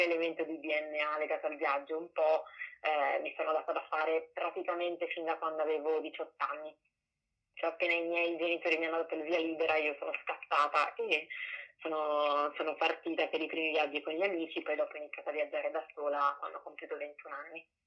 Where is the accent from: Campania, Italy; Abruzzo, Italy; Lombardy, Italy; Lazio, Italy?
Lombardy, Italy; Milan; sono nata e cresciuta a Milano